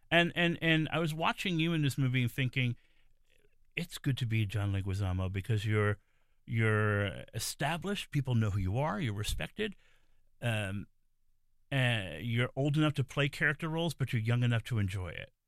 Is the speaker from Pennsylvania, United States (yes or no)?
no; New York City, New York, United States; I'm a native New Yorker, I'm from the Bronx